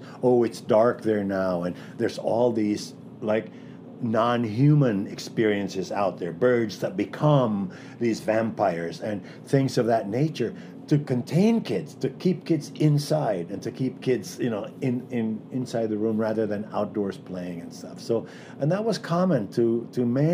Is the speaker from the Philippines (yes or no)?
yes; Philippines; moved away; I grew up in the Philippines. I'm a person of color.